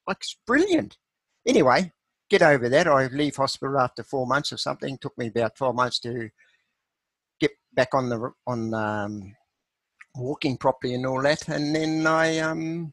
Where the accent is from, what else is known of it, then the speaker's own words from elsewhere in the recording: New Zealand; moved away; also born or lived in Australia; I left the farm at age 15, a dairy farm where I was brought up in New Zealand